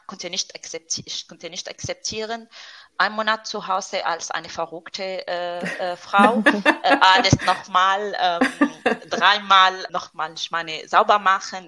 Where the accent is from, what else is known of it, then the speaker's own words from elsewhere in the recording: Syria; German is a second language; moved away as an adult; also born or lived in France; now in Stuttgart, Germany; Ich komme, ich stamme aus Syrien